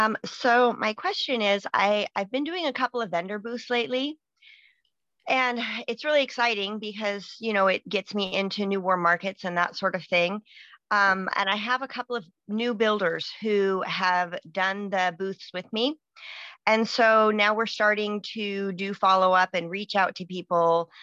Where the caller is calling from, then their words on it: Washington, United States; Washington State.